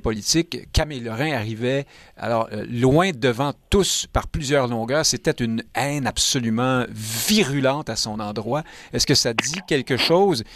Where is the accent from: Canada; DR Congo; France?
Canada; Montreal, Quebec; Je suis montréalais depuis toujours